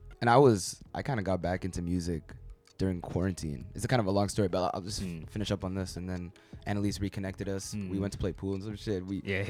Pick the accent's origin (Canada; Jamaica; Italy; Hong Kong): Canada; Ottawa, Ontario; I'm from Canada. I'm out here from Ottawa. Not a lot of people know where that's at, but yeah, I'm 24